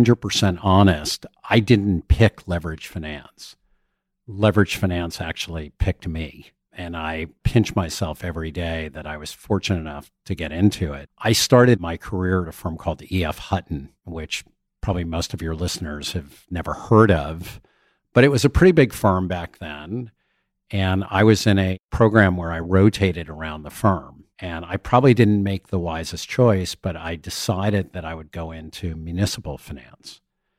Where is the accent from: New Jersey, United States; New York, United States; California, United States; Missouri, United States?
New Jersey, United States; Somerset; I grew up in Somerset, New Jersey, middle class area. It was a Levitt town with four different styles of homes.